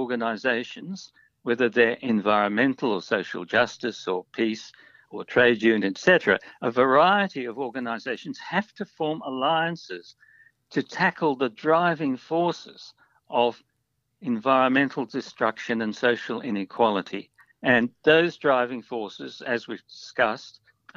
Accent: Australia

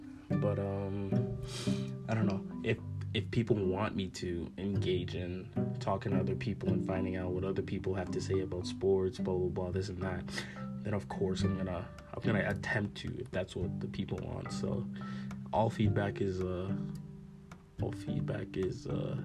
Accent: Calgary, Alberta, Canada; I'm from Calgary

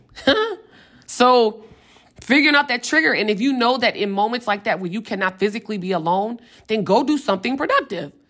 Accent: Richmond, Virginia, United States; moved away as an adult; now in Atlanta, United States; I'm from Richmond, Virginia. I moved to Atlanta

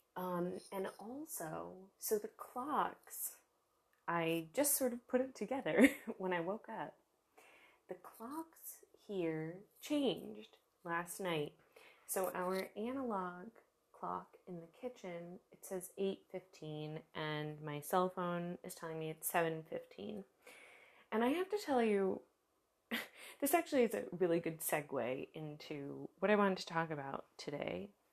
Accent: United States; now in Germany; I live in Germany. I am American

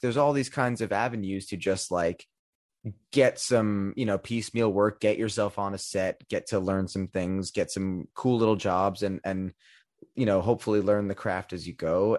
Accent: New York, United States; growing up in New York

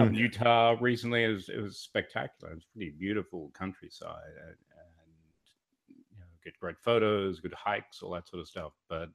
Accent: Australia; moved away; also born or lived in Sydney, Australia; Originally from Australia, born in Sydney, grew up on the edge of the outback in a tiny little town called Carcor. By tiny, I think it had like 384 people.

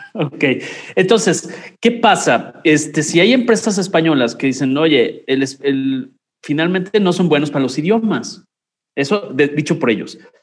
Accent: Mexico; como mexicano

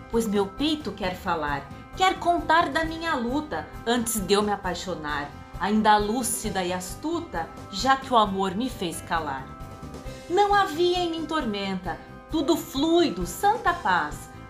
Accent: São Paulo, Brazil; sou de São Paulo sou atriz e poeta

